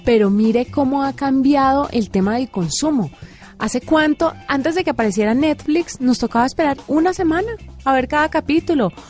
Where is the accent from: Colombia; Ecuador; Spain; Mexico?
Colombia; Valle del Cauca; moved away; yo que soy del Valle del Cauca